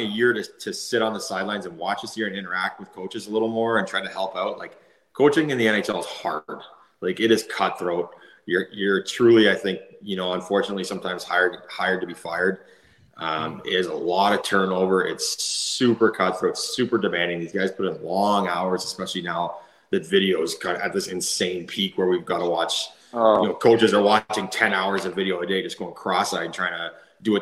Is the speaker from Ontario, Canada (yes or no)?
yes; Ottawa, Ontario, Canada; I am from Ottawa. I love Ottawa. My family's there. My friends are there